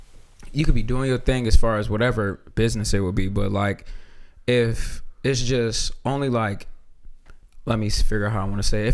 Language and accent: English; Elyria, Ohio, United States; I grew up a little bit in Elyria